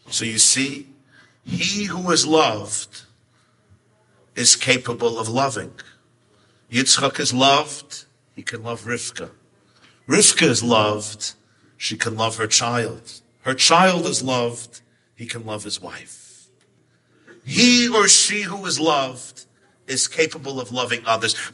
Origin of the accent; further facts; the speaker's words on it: Kutaisi, Imereti, Georgia; English is a second language; Uzbekistan, I come from Georgia, Kutais, Kutais